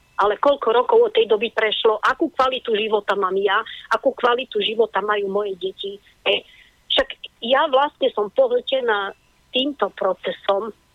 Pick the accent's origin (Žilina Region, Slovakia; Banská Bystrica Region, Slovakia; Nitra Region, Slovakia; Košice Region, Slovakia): Košice Region, Slovakia; Košice area; som vyrastala, narodila som sa v Košiciach a vyrastala som na území, ktoré vlastne patrí do tej oblasti